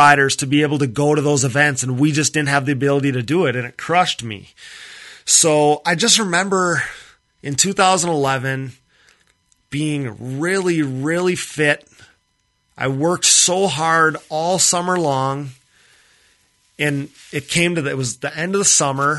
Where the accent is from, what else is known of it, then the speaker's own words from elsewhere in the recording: Wisconsin, United States; I'm from Wisconsin here